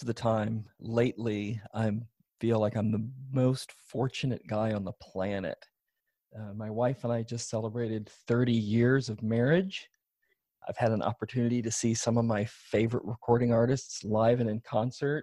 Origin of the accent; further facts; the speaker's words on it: Iowa City, Iowa, United States; moved away as an adult; also born or lived in Chicago; now in Washington, D.C., United States; had grown up in eastern Iowa, in and around Iowa City